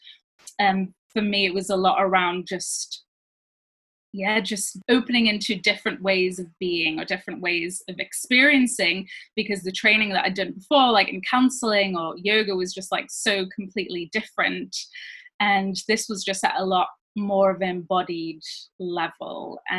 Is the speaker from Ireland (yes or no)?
no; France; moved away as an adult; also born or lived in Switzerland; now in United Kingdom; So I grew up in France and Switzerland as a child, like a teenager, and then I moved to the UK when I was 18, but my parents are from the UK.